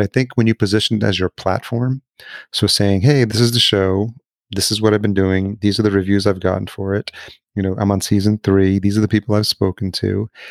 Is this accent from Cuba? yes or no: no; El Salvador; I was born in El Salvador